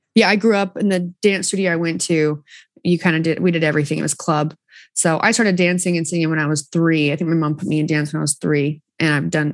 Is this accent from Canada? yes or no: no; Southern Utah, United States; I'm from Southern Utah.